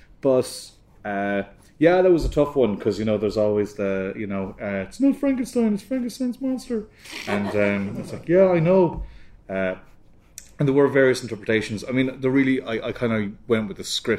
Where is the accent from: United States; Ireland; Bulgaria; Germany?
Ireland; now in United Kingdom; as an Irish artist